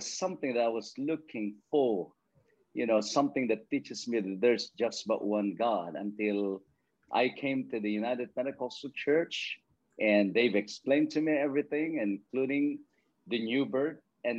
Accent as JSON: {"language": "English", "country": "Philippines", "tie": "born or raised there", "moved": "yes", "lives_now": "Isle of Man", "said": "I grew up in the farm. I grew up in the countryside where my parents or most people in my place are farmers."}